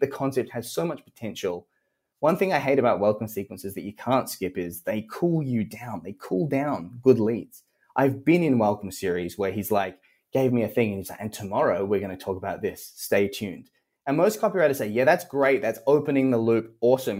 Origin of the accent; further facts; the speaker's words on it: Australia; accent: Australian; as an Australian